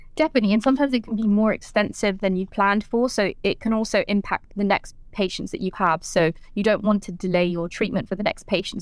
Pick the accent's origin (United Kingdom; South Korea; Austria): United Kingdom; London; I'm from London